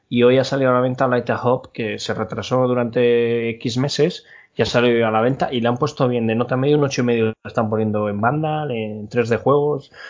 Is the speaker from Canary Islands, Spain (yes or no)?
yes; Canary Islands, Spain; Dijimos que nosotros somos canarios.